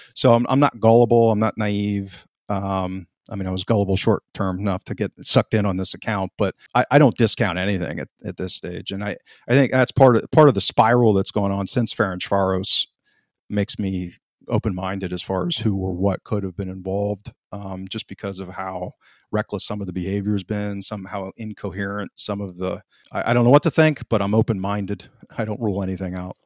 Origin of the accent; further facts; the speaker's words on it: United States; I'm an American, born and raised